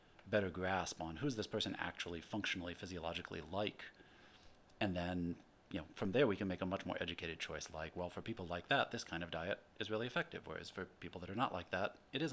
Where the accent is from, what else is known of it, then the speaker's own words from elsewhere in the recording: Urbana, Illinois, United States; also born or lived in Seattle, Washington / Berkeley, California; now in San Diego, United States; I grew up in the Midwest in Urbana-Champaign in central Illinois